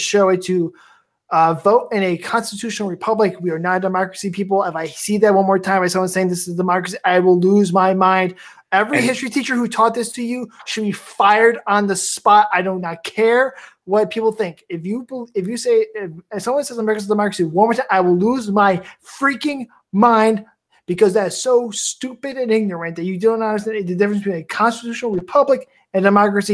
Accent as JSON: {"language": "English", "area": "Cook County", "region": "Illinois", "country": "United States", "said": "I come from from Cook County, Illinois"}